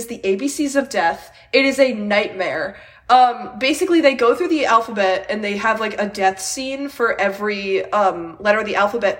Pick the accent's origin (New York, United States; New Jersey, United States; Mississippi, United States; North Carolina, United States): New York, United States; growing up in New York and being a Mets and Jets fan